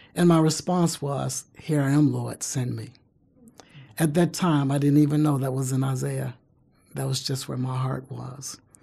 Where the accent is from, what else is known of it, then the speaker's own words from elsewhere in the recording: Baton Rouge, Louisiana, United States; moved away as an adult; now in Alabama, United States; I'm originally from Baton Rouge, Louisiana. But I've been in, uh, Alabama since nineteen eighty-eight